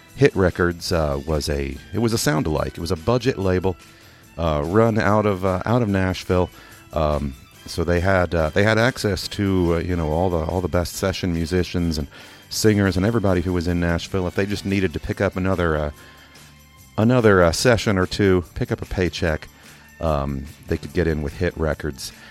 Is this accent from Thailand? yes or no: no; England, United Kingdom; also born or lived in Kentucky, United States; now in Louisville, United States; I'm also from Kentucky. I also learned to speak here in Kentucky, um, but I did grow up uh, from about eight years old on in England